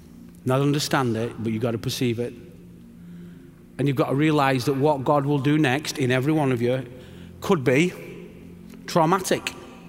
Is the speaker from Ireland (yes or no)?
no; England, United Kingdom; And I'm just an Englishman here because I've got good friends.